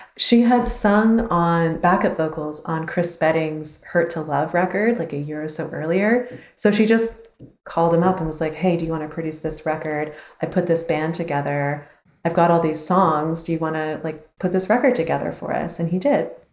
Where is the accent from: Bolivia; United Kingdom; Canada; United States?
Canada; as a Canadian